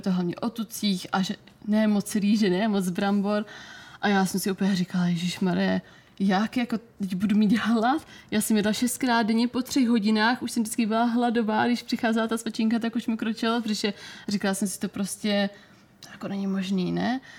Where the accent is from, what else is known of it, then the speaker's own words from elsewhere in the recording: Brno, South Moravian Region, Czechia; u nás v Brně jsem si dělala o Fitness institutu kurz výživního poradce